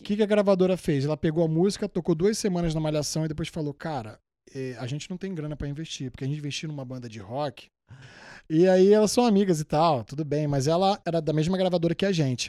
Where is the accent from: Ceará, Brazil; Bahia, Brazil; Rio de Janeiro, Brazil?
Rio de Janeiro, Brazil; moved away as an adult; also born or lived in New York; now in United States; Eu sou, da, sou do Rio Capital, só que sou da Zona Norte. Moro em Guadalupe